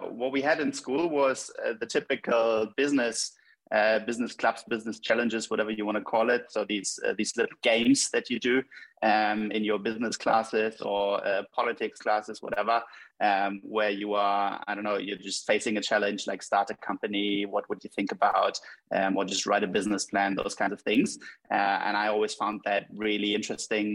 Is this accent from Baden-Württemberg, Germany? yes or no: no; Hamburg, Germany; I was born and raised in Hamburg